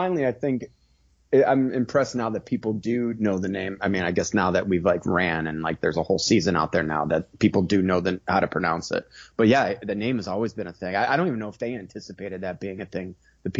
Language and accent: English; Chicago, Illinois, United States; I'm from born and raised in Chicago